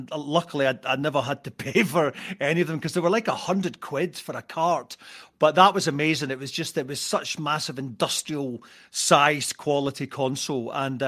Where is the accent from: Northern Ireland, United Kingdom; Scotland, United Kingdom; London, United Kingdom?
Scotland, United Kingdom; Arbroath; I was very lucky that I grew up in Arbroath, and one of the few places that had a genuine bona fide fairground